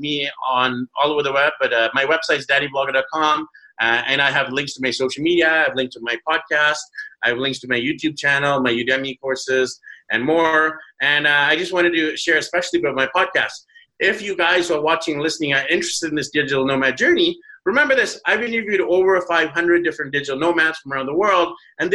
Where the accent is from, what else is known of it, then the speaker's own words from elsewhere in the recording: Vancouver, British Columbia, Canada; moved away as an adult; my hometown of Vancouver